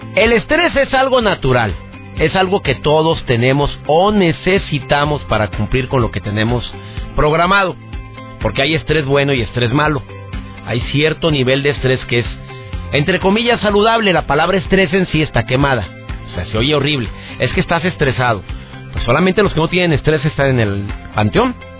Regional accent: Monterrey, Nuevo León, Mexico; conductor de televisión en Monterrey, en mi ciudad natal

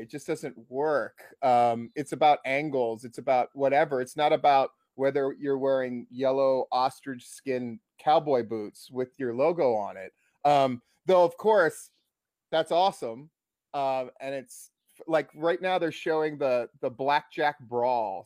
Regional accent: Hawaii, United States; I grew up in Hawaii.

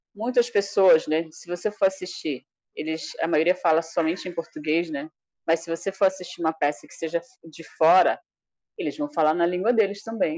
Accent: Iauaretê, Amazonas, Brazil; first language Tariana; Portuguese is a second language; moved away; onde eu moro, onde eu morei quando eu era criança, lá em Areté

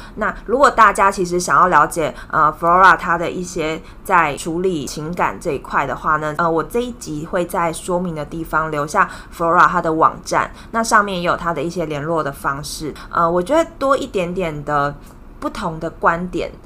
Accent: Taiwan; 我们台湾人

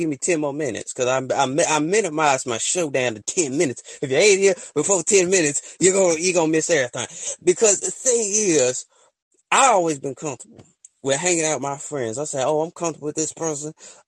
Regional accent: the South, United States; I'm from the South

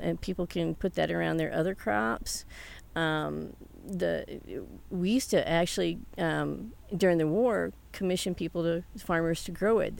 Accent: the South, United States; now in Alcalde, United States; I was raised in the South

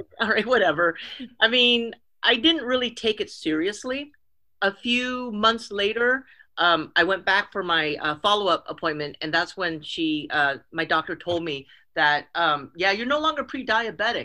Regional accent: Oakland, California, United States; also born or lived in San Mateo; I grew up in the Bay Area, in Northern California Bay Area. I grew up in Oakland, and we bounced around from places to places, Oakland and then San Mateo

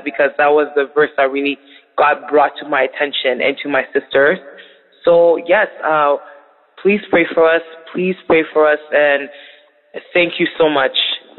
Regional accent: Canada; We're sisters from Canada

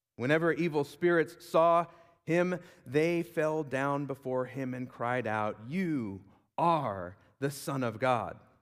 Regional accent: Huntington Beach, California, United States; also born or lived in Virginia; I grew up in Huntington Beach

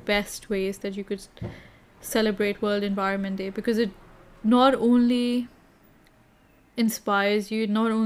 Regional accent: Kenya; growing up in Kenya

